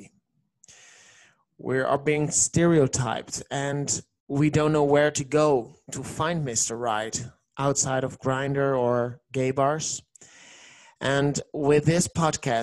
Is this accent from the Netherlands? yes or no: yes; Netherlands; English is a second language; I'm from the Netherlands, and that's the reason why you hear an accent